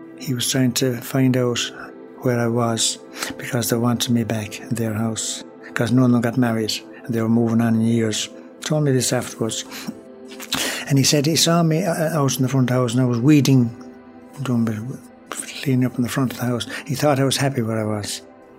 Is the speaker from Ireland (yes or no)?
yes; Tuam, Connacht, Ireland; also born or lived in Galway; I was born in the Mother and Baby Home in Tuam in 1944, 29th of 6, 1944, yeah. And I was born in the Regional Hospital in Galway.